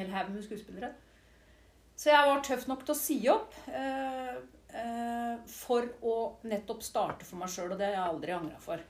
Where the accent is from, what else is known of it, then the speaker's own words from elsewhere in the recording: Siljan, Telemark, Norway; moved away as an adult; also born or lived in Skien / London / Oxford / Oslo; og så er jeg jo oppvokst i Siljan